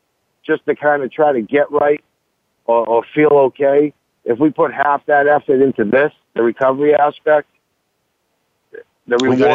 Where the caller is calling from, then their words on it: Quincy, Massachusetts, United States; I'm on my way home. I'm in Quincy at the moment. Quincy, Mass.